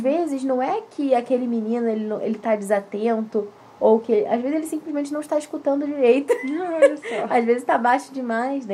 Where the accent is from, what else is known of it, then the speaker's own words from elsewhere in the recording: Rio de Janeiro, Brazil; now in Curitiba, Brazil; a gente é do Rio